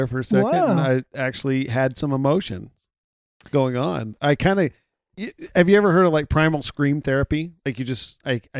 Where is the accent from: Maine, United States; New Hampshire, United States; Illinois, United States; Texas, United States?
Texas, United States; Houston; I'm from Houston